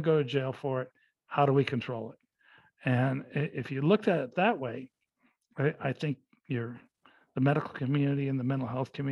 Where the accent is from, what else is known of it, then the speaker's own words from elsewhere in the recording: Los Angeles, California, United States; I was growing up in Los Angeles